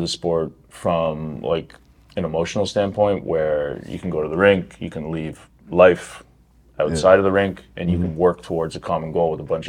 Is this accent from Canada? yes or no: yes; Canada; I grew up in Canada.